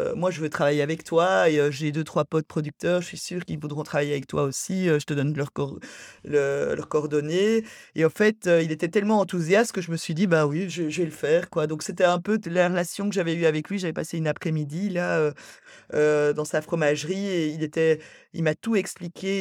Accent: Brussels, Brussels-Capital Region, Belgium; J'étais à l'école à, Bruxelles

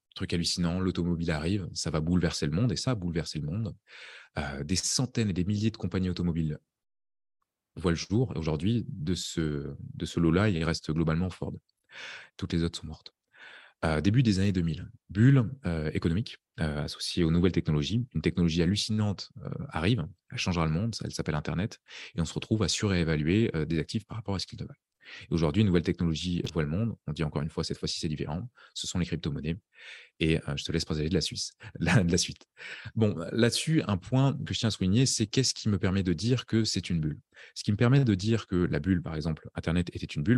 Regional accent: France; now in Estonia; je suis français là-bas

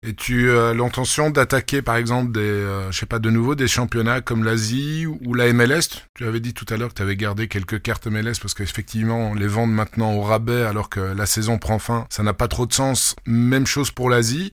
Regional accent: Belgium; moi, en tant que Belge

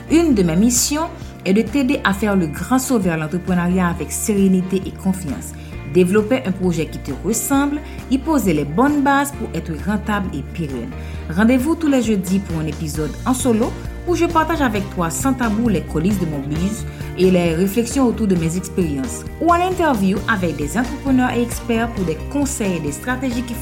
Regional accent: Haiti; je suis haïtienne.

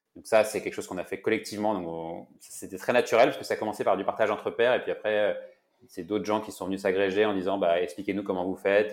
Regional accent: Brittany, France; je suis breton

